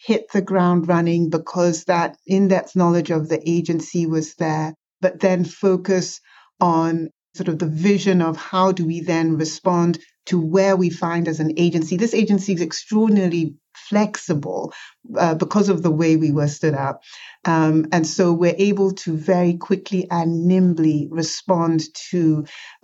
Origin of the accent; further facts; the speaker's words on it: Nigeria; now in United States; I was born in Nigeria